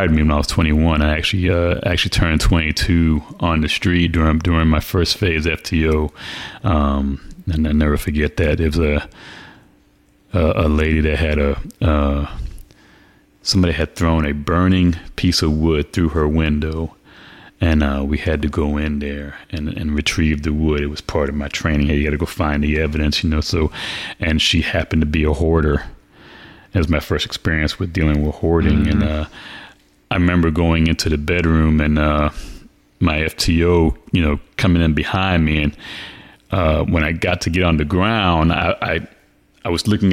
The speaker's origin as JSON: {"language": "English", "town": "Orlando", "region": "Florida", "country": "United States", "tie": "born or raised there", "also_born_or_lived": "New York City, New York"}